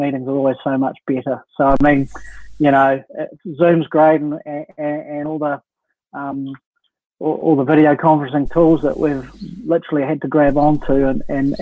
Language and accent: English; Upper Hutt, Wellington, New Zealand; now in Wellington, New Zealand; born and raised in Upper Hutt